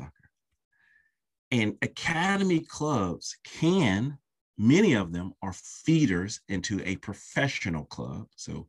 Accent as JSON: {"language": "English", "country": "United States", "lives_now": "London, United Kingdom", "said": "But I have lived in London for over a decade, and then I am American."}